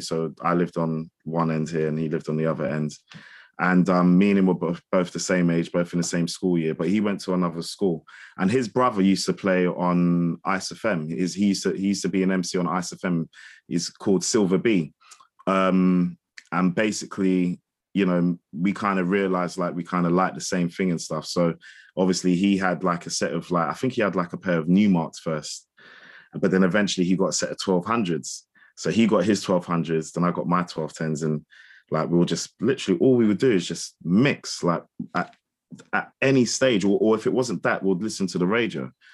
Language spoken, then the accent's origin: English; London, United Kingdom; moved away as an adult; also born or lived in Windsor; I'm from Hammersmith, and I grew up on, like, like Isofem